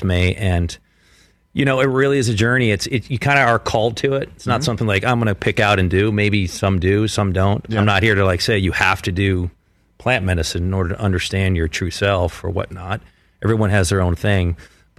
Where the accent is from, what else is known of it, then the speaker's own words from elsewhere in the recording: Philadelphia, Pennsylvania, United States; growing up in Philadelphia